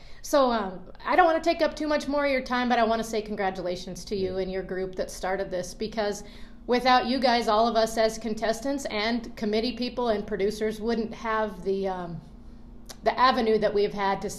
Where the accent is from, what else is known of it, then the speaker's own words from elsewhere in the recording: Colorado, United States; now in Montana, United States; Whether I'm from Colorado or live in Montana, I don't like the cold.